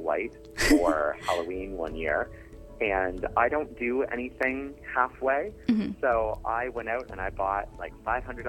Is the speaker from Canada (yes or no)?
yes; Kingston, Ontario, Canada; also born or lived in Edmonton; after moving back to Kingston, because I'm from Kingston, after moving back to Kingston from Edmonton